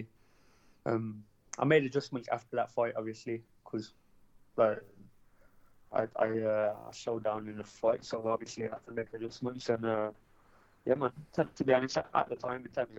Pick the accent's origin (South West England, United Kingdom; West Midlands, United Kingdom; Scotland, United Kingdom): West Midlands, United Kingdom; Birmingham; in Birmingham, my hometown